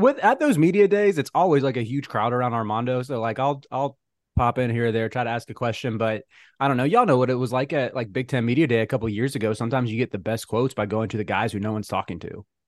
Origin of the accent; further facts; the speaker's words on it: Charlotte, North Carolina, United States; I'm from Charlotte